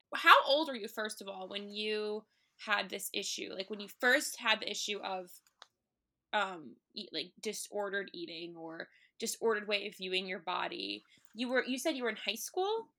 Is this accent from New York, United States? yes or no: yes; New York City, New York, United States; also born or lived in Long Island; I grew up in N Y C, I grew up in Manhattan